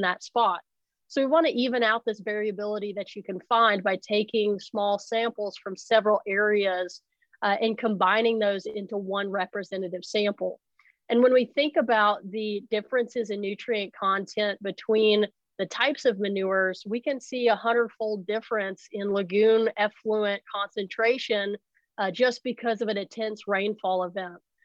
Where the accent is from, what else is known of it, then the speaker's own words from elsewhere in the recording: Arkansas, United States; moved away as an adult; also born or lived in Virginia / Idaho; now in North Carolina, United States; I grew up in Arkansas.